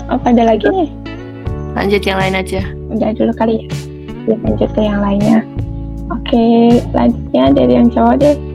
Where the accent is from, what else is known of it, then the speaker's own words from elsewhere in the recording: Pemalang, Central Java, Indonesia; asalku dari Pemalang